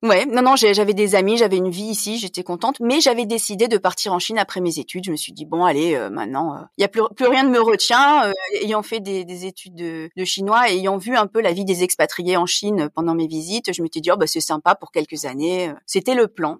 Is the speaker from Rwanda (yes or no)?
no; Nice, Provence-Alpes-Côte d'Azur, France; moved away as an adult; also born or lived in Troisdorf, Germany; now in Bonn, Germany; Je suis née à Nice, où euh, j'ai grandi avec ma mère